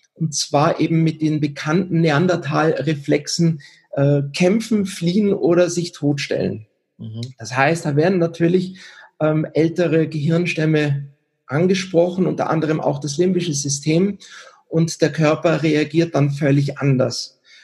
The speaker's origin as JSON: {"language": "German", "country": "Germany", "tie": "born or raised there", "also_born_or_lived": "Switzerland", "lives_now": "Garmisch-Partenkirchen, Germany", "said": "ich bin in der Schweiz geboren, aber in Deutschland aufgewachsen"}